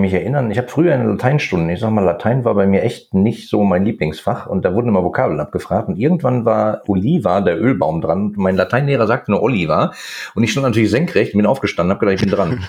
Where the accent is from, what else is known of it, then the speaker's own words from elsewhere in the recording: Ruhr area, North Rhine-Westphalia, Germany; ich komme aus dem Ruhrgebiet